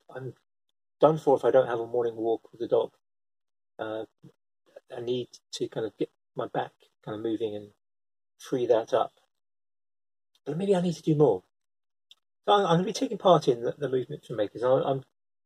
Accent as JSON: {"language": "English", "country": "United Kingdom", "said": "I'm British"}